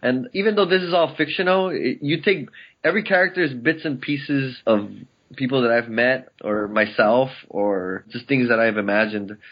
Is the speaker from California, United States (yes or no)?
yes; El Monte, California, United States; I grew up in El Monte, which is about fifteen miles east of downtown L